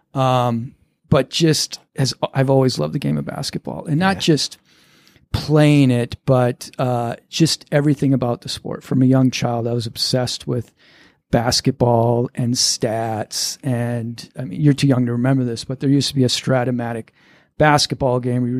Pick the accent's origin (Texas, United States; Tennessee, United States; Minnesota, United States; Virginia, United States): Minnesota, United States; Lakeville; moved away as an adult; now in New York, United States; Born and raised, grew up in Lakeville, Minnesota